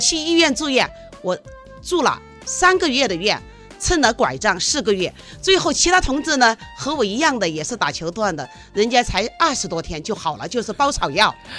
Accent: Rongjiang, Guizhou, China; also born or lived in Kaili; 这个短裙苗呢，是在我们黔东南州的榕江，嗯。就是我的家乡，我是榕江人

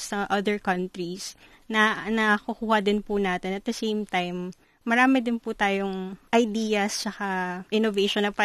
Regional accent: Davao City, Davao Region, Philippines; moved away as an adult; now in Beijing, China; plano ko po, sana after graduation, babalik po sa Davao.

